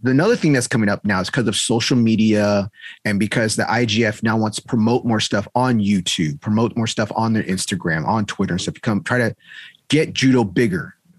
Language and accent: English; United States; Okay, I'm American.